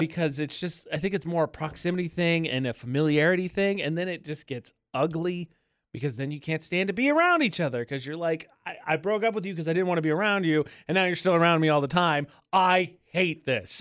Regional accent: Indiana, United States; moved away; back in Indiana, my home state

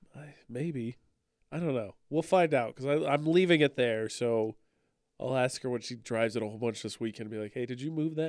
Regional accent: Lafayette, Indiana, United States; born or raised there; moved away

